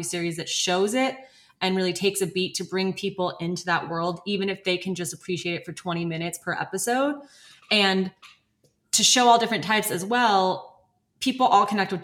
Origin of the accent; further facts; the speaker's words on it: United States; born and raised in America